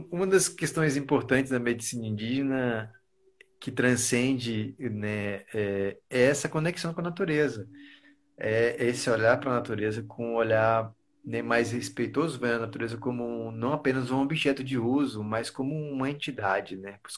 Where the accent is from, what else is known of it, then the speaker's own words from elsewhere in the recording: Taquaralto, Tocantins, Brazil; also born or lived in Miracema; gente se conheceu quando era infância lá em Tacoralto, no período de, de criação do estado de Tocantins. A gente veio de Miracema e foi para Tacoralto.